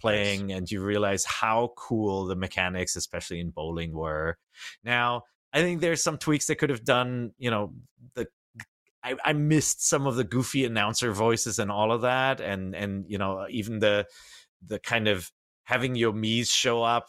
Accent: Germany; moved away; I grew up in Germany

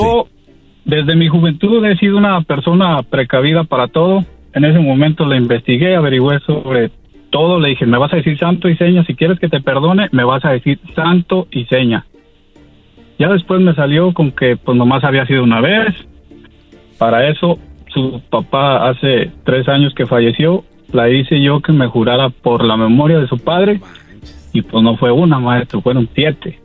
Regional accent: Mexico; also born or lived in Washington, United States; soy mexicano voy y vengo año tras año de a mi pueblo, aquí a, Washington

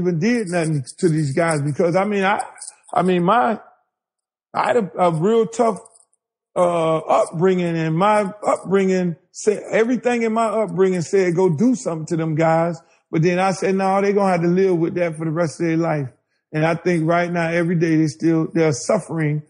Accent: Miami, Florida, United States; I'm a guy from Miami. I'm all about Miami

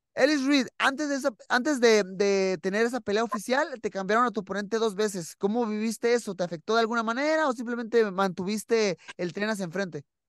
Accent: Mexico; para nosotros como mexicanos

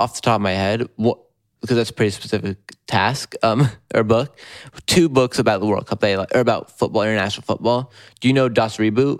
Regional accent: United States; I miss them from my home country.

